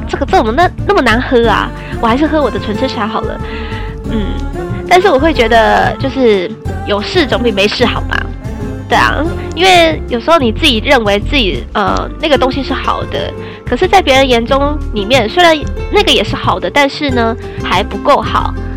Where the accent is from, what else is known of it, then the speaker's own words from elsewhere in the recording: Taiwan; 因为我们还是台湾人嘛